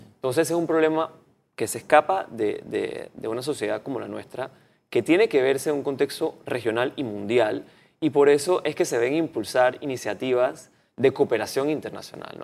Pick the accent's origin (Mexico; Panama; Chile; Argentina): Panama; yo no me sentiría para nada identificado como panameño